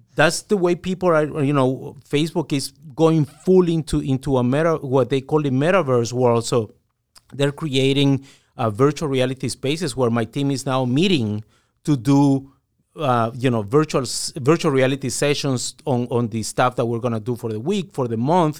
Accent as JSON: {"language": "English", "country": "Guatemala", "said": "I'm originally from Guatemala"}